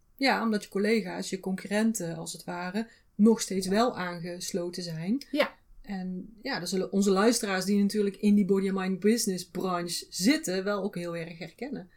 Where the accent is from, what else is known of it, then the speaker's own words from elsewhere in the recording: North Brabant, Netherlands; wij uit Brabant komen